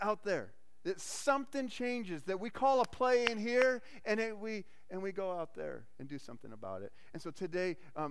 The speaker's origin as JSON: {"language": "English", "region": "Arizona", "country": "United States", "tie": "born or raised there", "said": "I grew up in Arizona"}